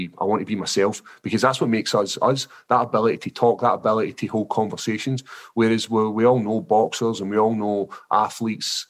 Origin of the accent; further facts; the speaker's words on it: Scotland, United Kingdom; accent: Scottish; my actual Scottish accent's so thick